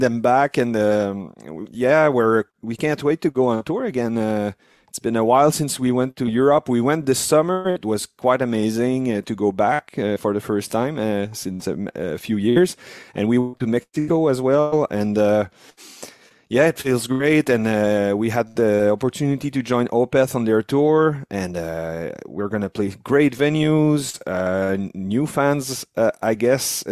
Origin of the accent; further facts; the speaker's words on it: Canada; we're French Canadian